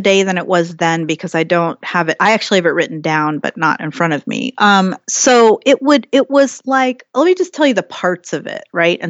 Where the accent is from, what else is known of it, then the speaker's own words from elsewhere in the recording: Ohio, United States; also born or lived in San Jose, California; And I was born in San Jose, California, but I grew up in Ohio and my mother is Pennsylvania Dutch, Irish and German.